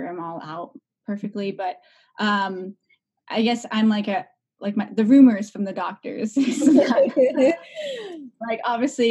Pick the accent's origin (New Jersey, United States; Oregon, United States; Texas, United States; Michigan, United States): Oregon, United States; Portland; I'm actually one of the few rarity unicorns that are born and raised in Portland